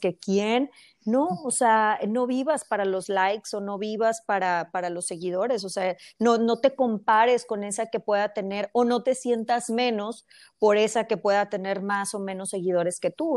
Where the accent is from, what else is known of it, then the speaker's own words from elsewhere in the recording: Mexico; moved away as an adult; now in United States; yo soy mexicana, pero eh, tengo ya muchos años aquí en Estados Unidos